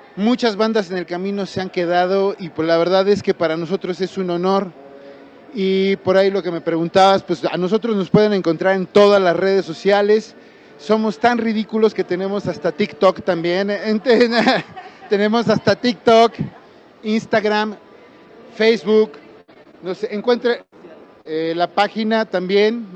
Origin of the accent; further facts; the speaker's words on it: Mexico City, Mexico; yo vengo del poniente de la Ciudad de México